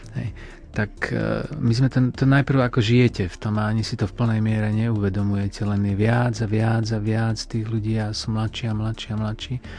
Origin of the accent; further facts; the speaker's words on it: Žiar nad Hronom, Banská Bystrica Region, Slovakia; Ja pochádzam zo Žiaru nad Hronom